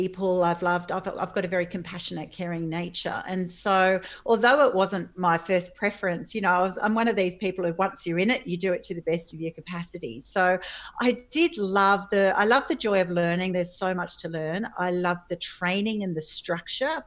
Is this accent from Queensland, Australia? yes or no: no; Sydney, New South Wales, Australia; I grew up on the northern beaches of Sydney